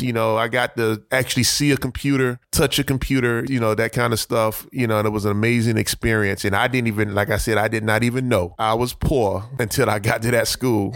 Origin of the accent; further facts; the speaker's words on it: Miami, Florida, United States; They ended up in Overtown, and I was born in Overtown